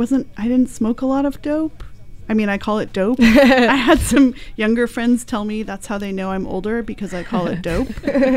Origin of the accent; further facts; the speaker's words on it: San Rafael, California, United States; now in Oregon, United States; So I grew up in California and went to high school down there in San Rafael.